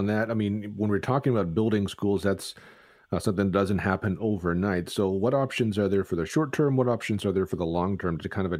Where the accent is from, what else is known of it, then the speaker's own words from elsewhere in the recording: Toronto, Ontario, Canada; now in London, Canada; All this gives me kind of flashbacks to my days growing up in Toronto.